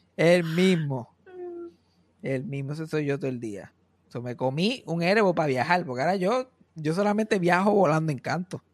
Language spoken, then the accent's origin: Spanish; Mayagüez, Puerto Rico; moved away; yo nací, y me crié en Mayagüe